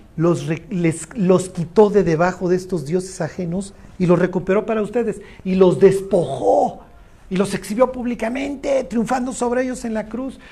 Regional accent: Mexico; todos somos más mexicanos que el mole

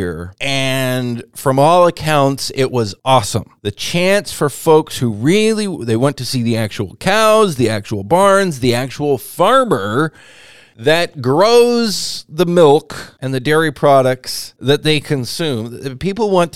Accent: Whatcom County, Washington, United States; as a farm kid, grew up here in Whatcom County, around dairy and berry farming

